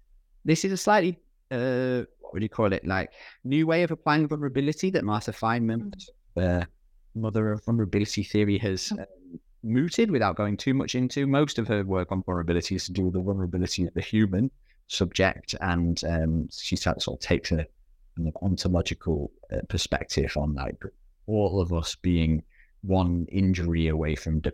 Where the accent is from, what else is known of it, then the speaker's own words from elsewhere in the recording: United Kingdom; I can't, as a good conscience, as a British person, go to Denmark